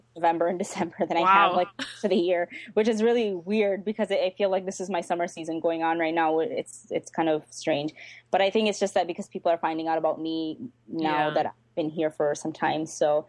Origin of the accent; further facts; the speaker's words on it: Pakistan; I say this with a laugh because I'm Pakistani, so I'm like, whatever, I can say this.